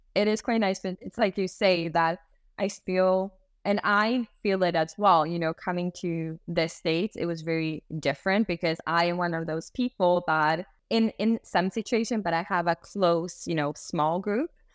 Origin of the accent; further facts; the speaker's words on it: Sweden; I was born and raised in Sweden and then have a different culture in the background